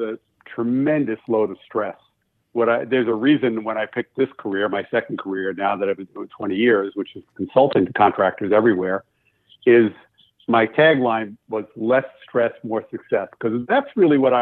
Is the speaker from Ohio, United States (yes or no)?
no; Long Island, New York, United States; moved away; I grew up in Long Island